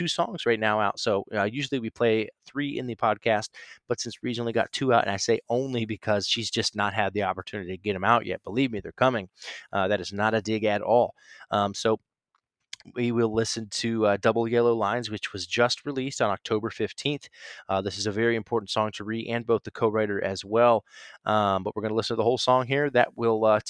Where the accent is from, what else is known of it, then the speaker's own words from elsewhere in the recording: Stark County, Northeast Ohio, United States; moved away as an adult; also born or lived in Chicago / Nashville; I am officially back in Ohio in the Stark County area. I won't give you the exact place, but Northeast Ohio